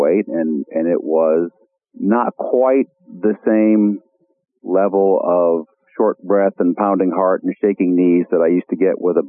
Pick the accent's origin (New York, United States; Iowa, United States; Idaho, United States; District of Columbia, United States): Iowa, United States; my home state of Iowa